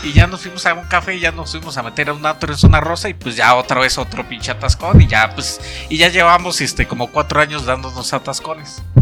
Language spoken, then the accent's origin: Spanish; Baja California, Mexico; soy de Baja California, soy baja California